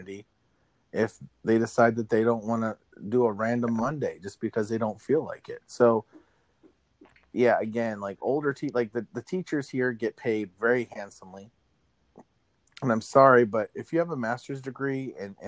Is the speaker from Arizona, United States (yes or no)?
yes; Arizona, United States; now in Pittsburgh, United States; growing up in Arizona, like I have a contrast because here in Pittsburgh